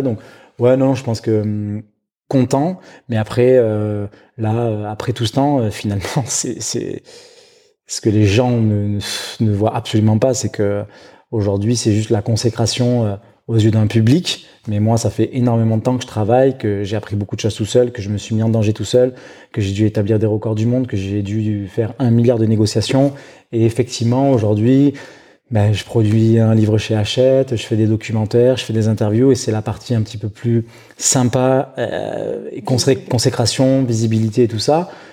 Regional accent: Bordeaux region, Nouvelle-Aquitaine, France; now in Biarritz, France; je suis natif de la région bordelaise. Euh, j'ai passé une partie de mon enfance euh, euh, pas très loin, dans ces eaux-là.

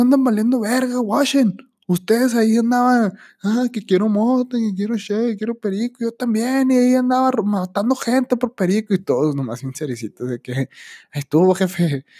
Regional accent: Mexico; Soy ciudadano de México

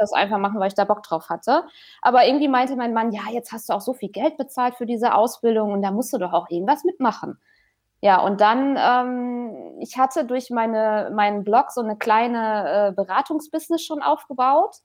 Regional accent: Haltern am See, North Rhine-Westphalia, Germany; wohne in Haltern am See

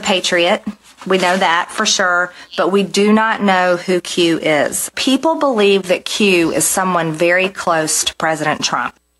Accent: Mexico; como mexicanos

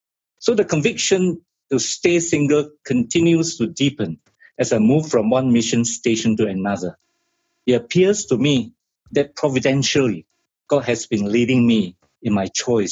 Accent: Malaysia; moved away as an adult; also born or lived in India / United Kingdom / Nepal / Zambia; now in Uganda; Well, I'm from Malaysia, and I graduated in India from Christian Medical College. Then I went to UK to do my surgery.

